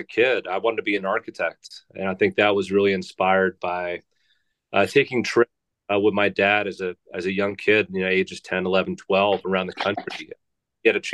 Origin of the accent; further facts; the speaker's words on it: New Jersey, United States; moved away as an adult; now in Minnesota, United States; I'm from the East Coast, originally from New Jersey